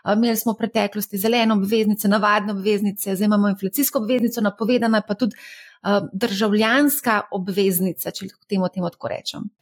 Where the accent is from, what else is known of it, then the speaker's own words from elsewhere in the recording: Slovenia; Slovenci smo